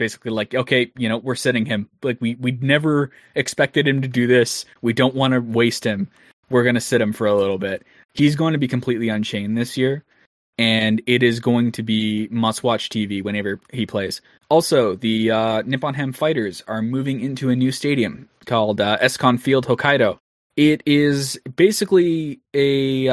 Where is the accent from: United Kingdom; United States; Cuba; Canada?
Canada; I'm Canadian